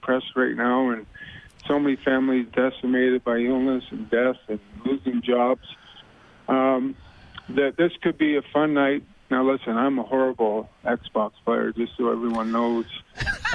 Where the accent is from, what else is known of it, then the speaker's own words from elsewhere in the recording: Brantford, Ontario, Canada; my hometown of Brantford.